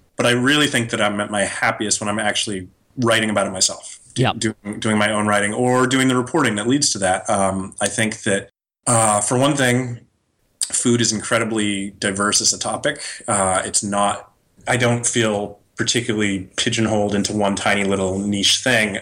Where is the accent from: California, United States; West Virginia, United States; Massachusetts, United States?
Massachusetts, United States; moved away as an adult; also born or lived in Wisconsin / New York / San Francisco; I'm from Massachusetts